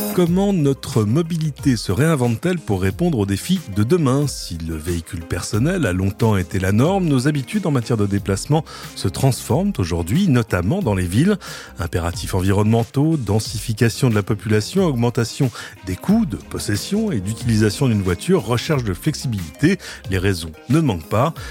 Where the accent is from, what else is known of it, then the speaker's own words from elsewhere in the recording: France; chez nous en France